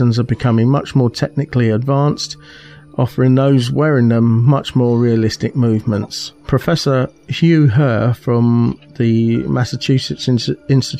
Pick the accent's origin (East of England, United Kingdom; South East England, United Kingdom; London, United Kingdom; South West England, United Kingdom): South East England, United Kingdom; Aylesbury; moved away; the spiritual home of the Paralympics is my hometown